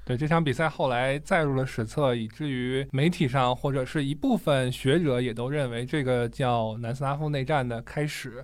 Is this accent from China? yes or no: yes; China